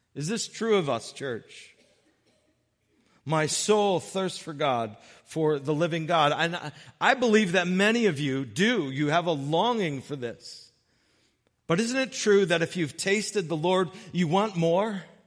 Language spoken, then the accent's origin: English; Brooklyn, Connecticut, United States; growing up in Brooklyn, Connecticut.